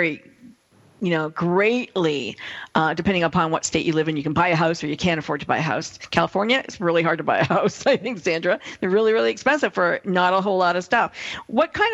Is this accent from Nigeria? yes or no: no; Canada; I'm from Canada. I live in Canada.